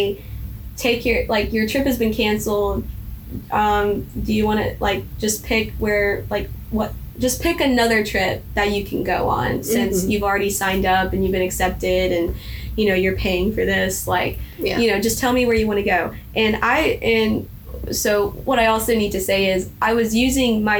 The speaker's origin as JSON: {"language": "English", "region": "Mississippi", "country": "United States", "said": "I was from Mississippi"}